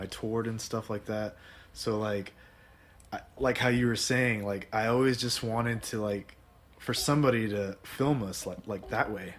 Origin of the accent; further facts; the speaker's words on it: Dallas, Texas, United States; also born or lived in Austin / San Antonio; now in Fort Worth, United States; I was born in Dallas. Okay, like, I lived there since I was like 23